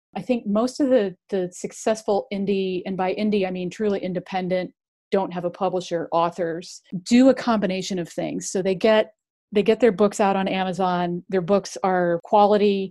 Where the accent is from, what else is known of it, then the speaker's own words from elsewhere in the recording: near Cleveland, Ohio, United States; I grew up near Cleveland